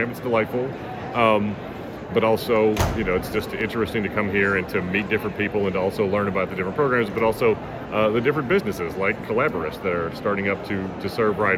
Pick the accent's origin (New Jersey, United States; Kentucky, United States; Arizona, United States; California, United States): Kentucky, United States; Louisville; I'm from Louisville, Kentucky